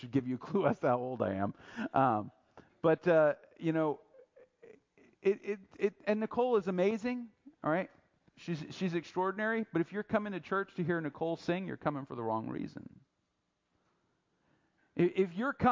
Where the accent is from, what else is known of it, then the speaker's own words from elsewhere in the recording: United States; I'm American, I'm a patriot, I love America